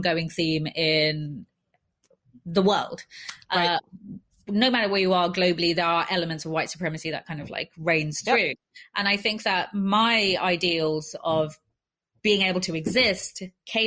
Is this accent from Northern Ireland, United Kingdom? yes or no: no; London, United Kingdom; I grew up in West London, in a place that was like a heavy immigrant area